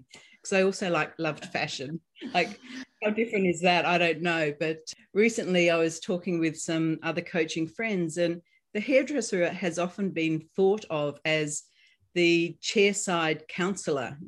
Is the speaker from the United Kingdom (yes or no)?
no; Australia; now in United States; you're going to notice my accent. So I'm Australian, but I'm living here in the United States